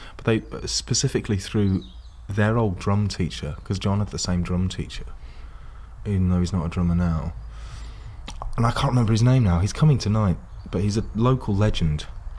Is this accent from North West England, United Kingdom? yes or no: no; Tunbridge Wells, South East England, United Kingdom; I grew up in Kent, in like a Georgian spa town, but I thought that I was like from a relatively rural background.